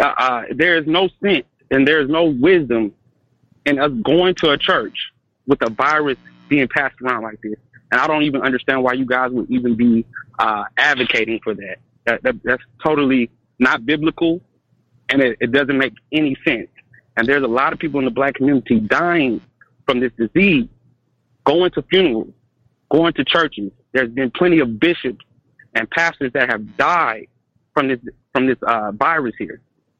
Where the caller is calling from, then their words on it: Stone Mountain, Georgia, United States; calling from Stone Mountain.